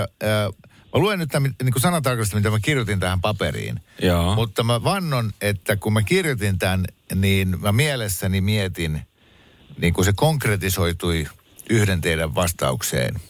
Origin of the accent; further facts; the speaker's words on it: Mäntsälä, Uusimaa, Finland; moved away; Mäntsälähän on vanha kotikuntani